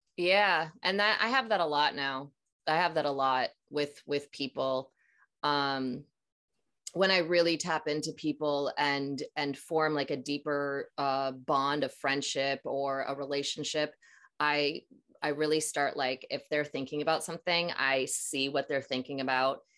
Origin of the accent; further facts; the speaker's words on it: Minnesota, United States; I'm from Minnesota, so uh, and I'm about to be 42. So I'm in, you know, grew up 80s, 90s